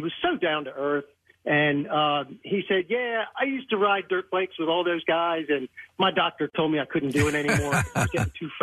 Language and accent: English; Wilmington, Delaware, United States; I grew up in the Wilmington area, and I actually used to do some work up around that area